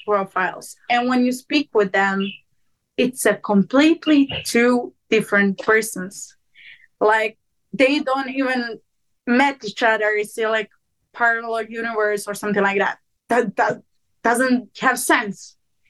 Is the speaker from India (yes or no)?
no; Montenegro; accent: Serbian; English is a second language; I go, they don't know where I came from, because I don't even speak like a Montenegrin. I speak like I'm from Serbia.